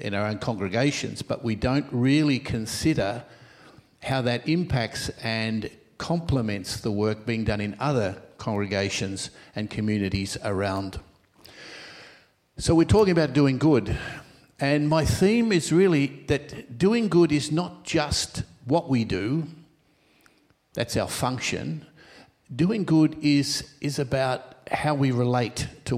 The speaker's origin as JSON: {"language": "English", "town": "Melbourne", "region": "Victoria", "country": "Australia", "tie": "born or raised there", "also_born_or_lived": "Rome", "said": "I was born here in Melbourne, and I studied for ministry here in Melbourne"}